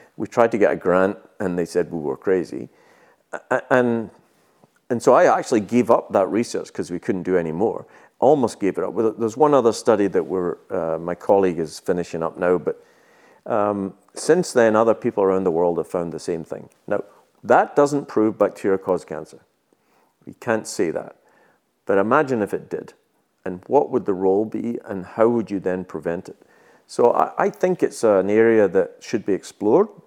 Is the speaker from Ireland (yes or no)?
no; Scotland, United Kingdom; moved away as an adult; also born or lived in New Zealand; I was born in Scotland